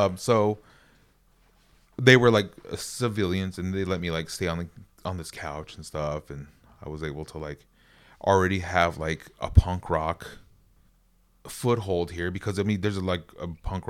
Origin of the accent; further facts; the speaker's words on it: Flagstaff, Arizona, United States; In Arizona. That's where I'm originally from. I'm Navajo. I grew up in Flagstaff. Super tight family on and off the res.